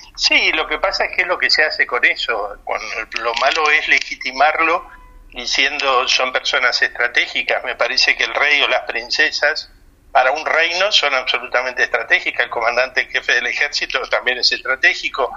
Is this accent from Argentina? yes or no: yes; Argentina; now in Spain; también soy argentino